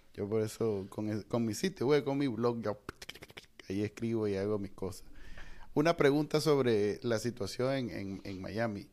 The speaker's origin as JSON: {"language": "Spanish", "country": "Nicaragua", "said": "los latinos, nosotros, los nicaragüenses"}